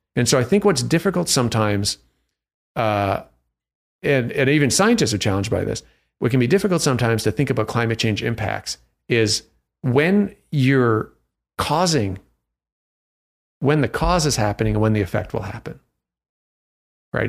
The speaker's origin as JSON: {"language": "English", "town": "Toronto", "region": "Ontario", "country": "Canada", "tie": "born or raised there", "moved": "yes", "lives_now": "Vancouver, Canada", "said": "I'm Canadian from Toronto"}